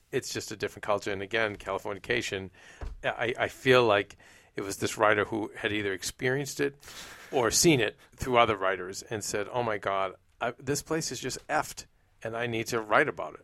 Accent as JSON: {"language": "English", "town": "Boston", "region": "Massachusetts", "country": "United States", "tie": "born or raised there", "moved": "yes", "said": "where I grew up in Boston"}